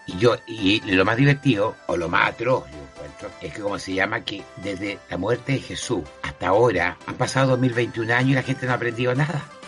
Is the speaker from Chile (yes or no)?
yes; Chile; así somos los chilenos